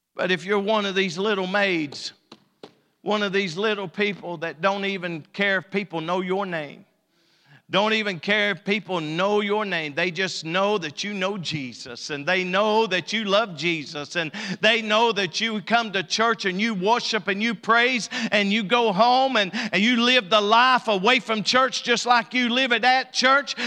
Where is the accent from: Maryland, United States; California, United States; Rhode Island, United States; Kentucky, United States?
Kentucky, United States; Elkhorn City; moved away; I'm from Elkhorn